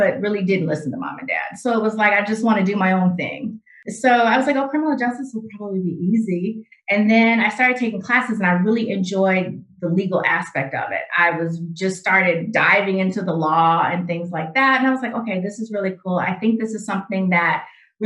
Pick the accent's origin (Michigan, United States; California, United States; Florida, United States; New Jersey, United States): Michigan, United States; Grand Rapids; moved away as an adult; also born or lived in Detroit, Michigan; I am originally from Grand Rapids, Michigan. So that's where I grew up